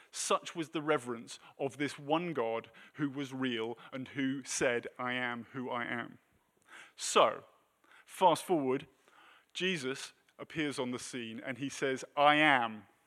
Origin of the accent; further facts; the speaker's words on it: United Kingdom; moved away as an adult; now in United States; we're British